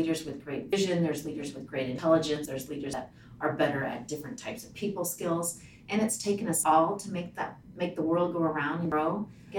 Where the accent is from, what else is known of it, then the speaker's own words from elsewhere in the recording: Ralston, Nebraska, United States; also born or lived in Lincoln, Nebraska / Alliance, Nebraska; now in Omaha, United States; Grew up in Ralston. I went to Ralston High School and then University of Nebraska-Lincoln